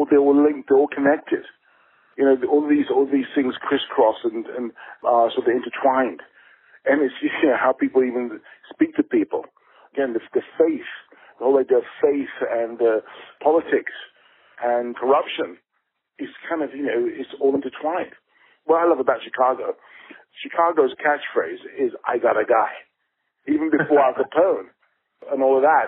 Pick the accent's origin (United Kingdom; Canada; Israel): United Kingdom; England; as an English, a British filmmaker